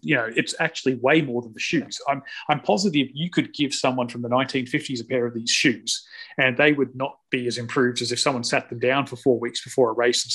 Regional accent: Australia; I'm Australian

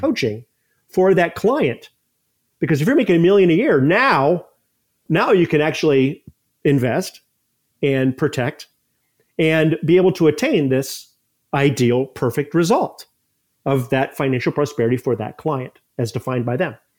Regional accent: Ohio, United States; moved away as an adult; also born or lived in Columbus, Ohio; now in St. Petersburg, United States; I moved to Saint Pete about twenty years ago, but I grew up in Ohio

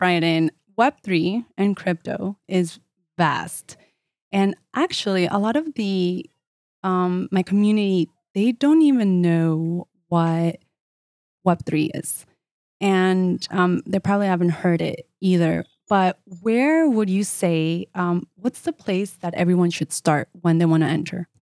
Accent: United States; I'm Colombian as well, eh, although I grew up in the States

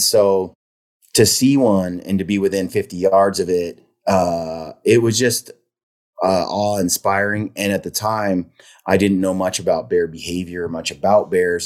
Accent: Oregon City, Oregon, United States; grew up in Oregon City, which is, uh, a little town

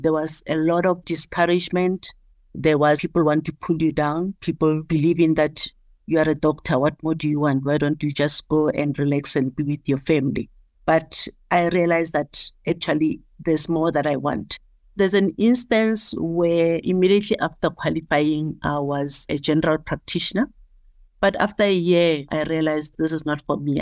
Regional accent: Soweto, Gauteng, South Africa; I was born and bred in Soweto in Dobsenville

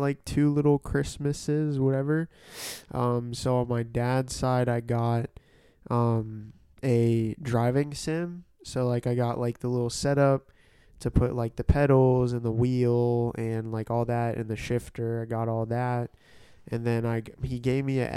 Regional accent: Canada; moved away; I'm Canadian. Rep Canada

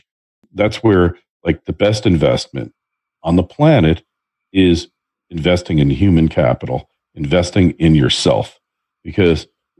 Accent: New Jersey, United States; also born or lived in New York; spending 37 years in New York, and I grew up in New Jersey, right by New York.

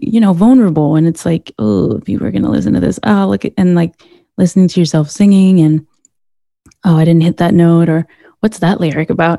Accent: Sweden; moved away as an adult; now in Glendale, United States; I was born and raised in Sweden, and I was in the U.S. on an artist visa

